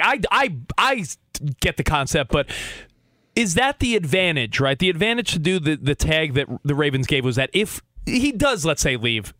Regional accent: East Coast, United States; now in Los Angeles, United States; we live in LA now, but I grew up on the East Coast.

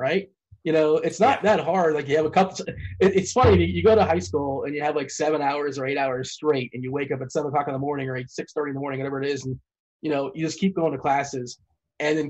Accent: South Florida, United States; I'm from South Florida

